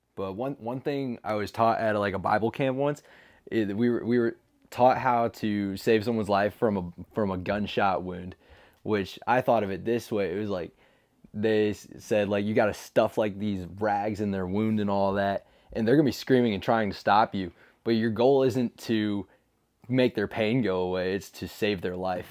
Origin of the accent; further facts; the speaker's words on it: Alton, United States; I'm from Alton. I've been there my whole life, ever since I was, like, one years old